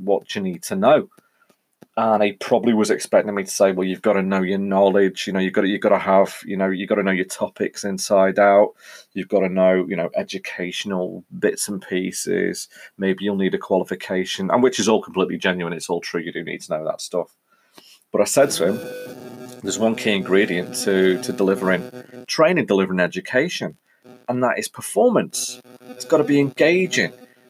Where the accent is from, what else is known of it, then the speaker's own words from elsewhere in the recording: Ellesmere Port, North West England, United Kingdom; So I am from the Northwest. For those of you that listen to this locally, you'll know I'm from a place called Ellesmere Port, which is just south of the Mersey. We sit on the banks of the Mersey.